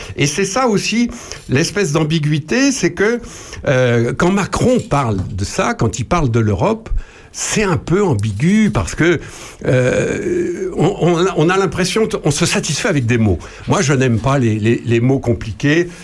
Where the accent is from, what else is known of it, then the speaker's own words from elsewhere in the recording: Charny, Bourgogne-Franche-Comté, France; chez nous, à Charnier-Épuisé